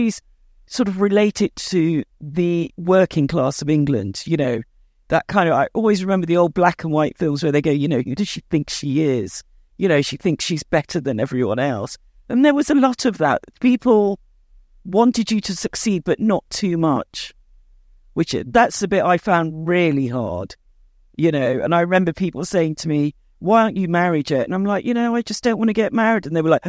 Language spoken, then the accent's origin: English; India; moved away; we're in this country to make a better life, to do better than we could have done in India. You know, I'm from the Seni, you know, caste. And we're farm owners.